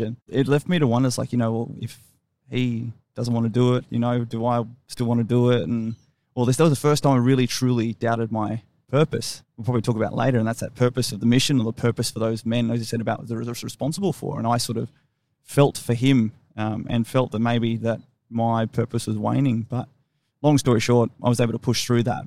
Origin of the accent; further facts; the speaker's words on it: Brisbane, Queensland, Australia; moved away as an adult; also born or lived in Sydney / Fayetteville, North Carolina / Canberra; I grew up in Ferny Grove. There wasn't a lot going on there up in the northern suburbs of Brisbane